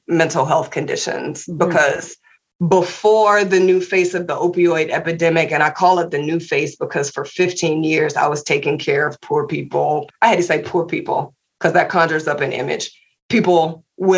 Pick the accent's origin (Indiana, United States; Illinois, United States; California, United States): Indiana, United States; Indianapolis; moved away as an adult; I was born in Indianapolis, Indiana and raised, stayed there for the first 18 years